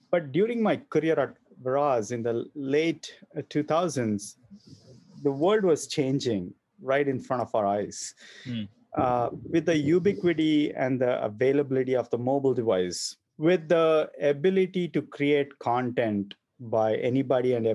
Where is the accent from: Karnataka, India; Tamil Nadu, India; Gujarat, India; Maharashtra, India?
Karnataka, India; Bangalore; moved away as an adult; now in United States; So I was born and raised in Bangalore in a middle-class family